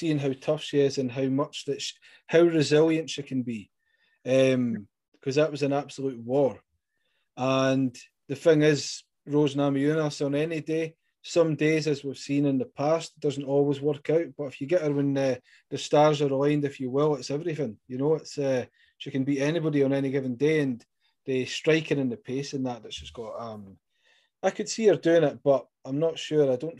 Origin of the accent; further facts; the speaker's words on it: Scotland, United Kingdom; accent: Scottish; it's my Scottish accent